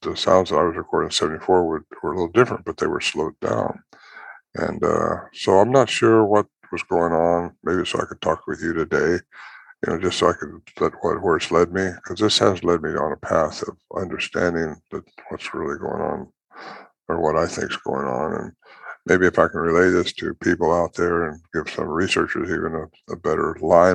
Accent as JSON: {"language": "English", "region": "California", "country": "United States", "tie": "born or raised there", "also_born_or_lived": "Oregon / Washington", "moved": "as an adult", "lives_now": "White Lake, United States", "said": "Normally, I was raised in California"}